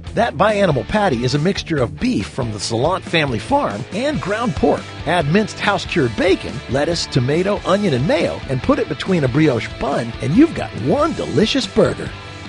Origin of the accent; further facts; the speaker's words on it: Grants Pass, Oregon, United States; Today we're in my hometown, Grants Pass, Oregon